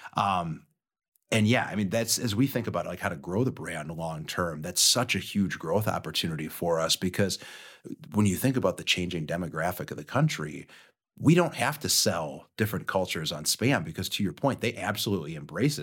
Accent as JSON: {"language": "English", "town": "Austin", "region": "Minnesota", "country": "United States", "tie": "born or raised there", "said": "I grew up in Austin, Minnesota, which is where Spam was born"}